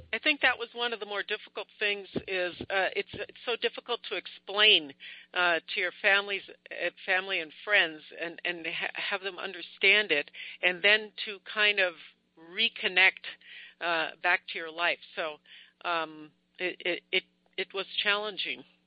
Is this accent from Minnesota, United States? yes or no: yes; Minneapolis, Minnesota, United States; I'm from Minneapolis, Minnesota, USA